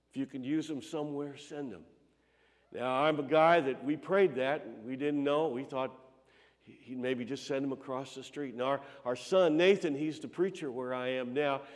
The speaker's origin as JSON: {"language": "English", "area": "Palmyra / Chesterfield", "region": "Illinois", "country": "United States", "tie": "born or raised there", "also_born_or_lived": "Las Vegas, Nevada", "said": "I grew up over near Pal- in Palmyra, but uh, in Chesterfield, where M- uh, Montgomery Camp was."}